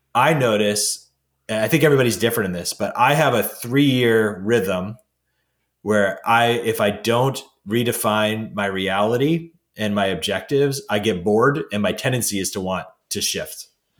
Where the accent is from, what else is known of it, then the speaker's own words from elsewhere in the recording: New England, United States; someone who's born and raised in New England